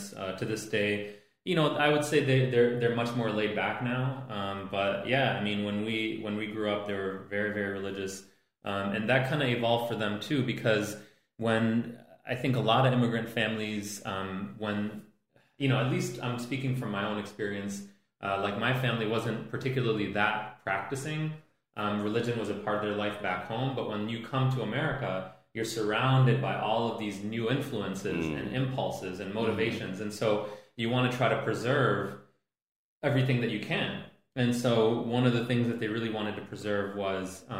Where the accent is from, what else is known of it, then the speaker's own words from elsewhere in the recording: Detroit, Michigan, United States; also born or lived in India; now in Hamtramck, United States; I was born in India, and my family migrated to Detroit when I was a little kid. And so we lived in Detroit for many years, and as most immigrant families do, seeking economic upward mobility, we moved out to the suburbs. For us, it happened to be a very working class suburb south of Detroit.